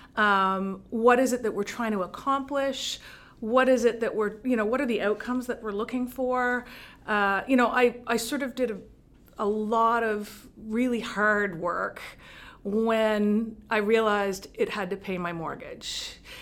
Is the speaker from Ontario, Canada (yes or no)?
no; Montreal, Quebec, Canada; moved away as an adult; also born or lived in Vancouver; now in Cape Breton, Canada; I'm, I'm born in Montreal, and I worked in Montreal